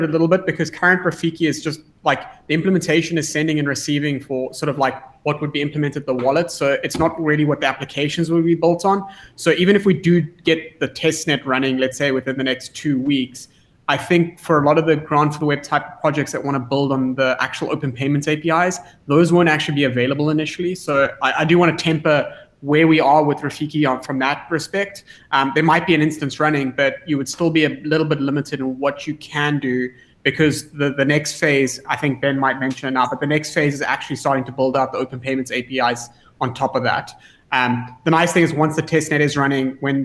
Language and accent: English; South Africa; me as a South African